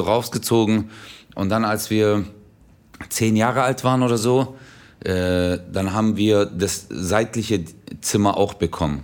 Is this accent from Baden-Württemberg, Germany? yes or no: yes; Stuttgart, Baden-Württemberg, Germany; der kleinste Stadtteil von Stuttgart war